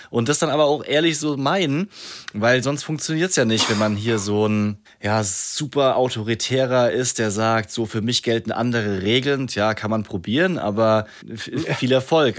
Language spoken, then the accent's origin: German; Rhineland-Palatinate, Germany; ich komme auch aus der Pfalz, da kann keiner ein P sprechen.